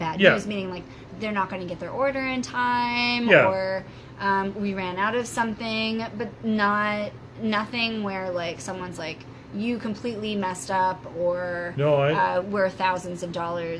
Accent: Minnesota, United States; also born or lived in Denver, Colorado, United States; now in Ontario, Canada; I was born in Denver, Colorado. Oh, nice. Mm-hmm. But then moved to Minnesota.

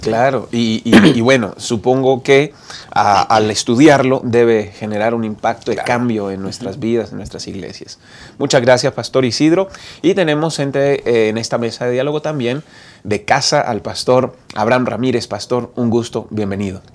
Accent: Bucaramanga, Santander, Colombia; moved away as an adult; also born or lived in Medellín, Colombia; now in Mexico; Crecí en Colombia, en una ciudad llamada Bucaramanga, Santander

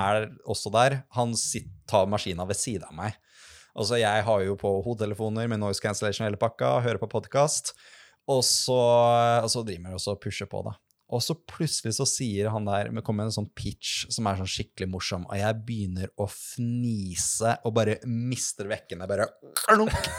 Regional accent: Lillestrøm, Akershus, Norway; Jeg er fra, er fra Lillestrøm

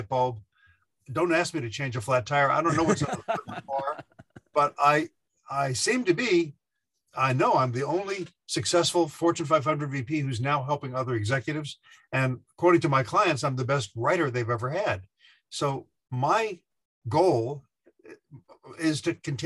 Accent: Beaufort, South Carolina, United States; moved away as an adult; also born or lived in New York City; I came from Beaufort, South Carolina, a little island of 5,000 people, took a bus up to New York City

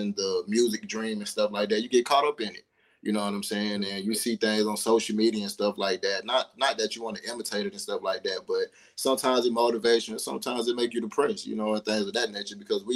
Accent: East Point, Georgia, United States; also born or lived in New Orleans, Louisiana; as far as East Point, as far as Atlanta, East Point to be exact, is where I grew up

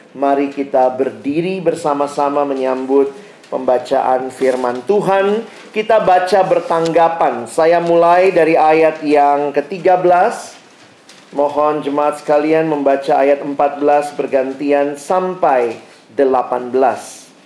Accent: Makassar, South Sulawesi, Indonesia; now in Jakarta, Indonesia; saya lahir besar di Makassar

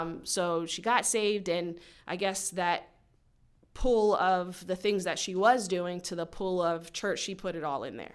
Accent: Frederick, Maryland, United States; I was born and raised in Frederick.

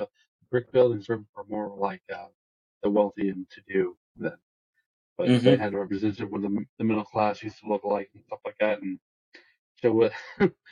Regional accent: Ohio, United States; I was born in Ohio

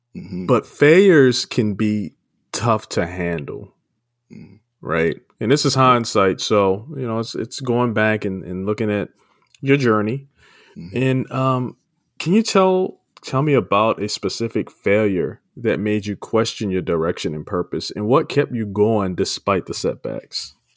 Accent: Maryland, United States; moved away as an adult; now in California, United States; I'm from Maryland and uh, moved out to California a few years, about 10, 11 years back

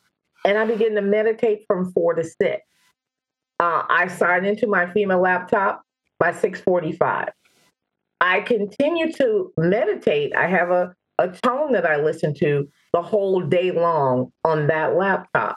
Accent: Louisiana, United States; moved away as an adult; I'm originally from Louisiana

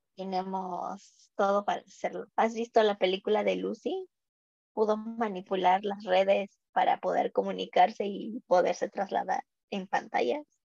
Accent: Mexico

